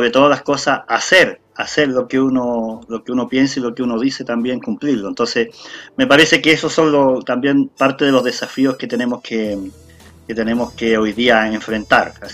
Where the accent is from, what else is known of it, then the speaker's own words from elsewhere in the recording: Chile; tenemos una gran oportunidad como, como sociedad, como, como chilenos y chilenas todos, después de, después de 200 años de república